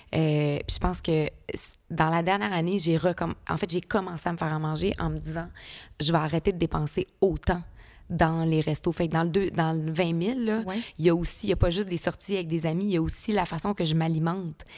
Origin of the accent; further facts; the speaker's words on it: Rivière-du-Loup, Quebec, Canada; je viens de Rivière-du-Loup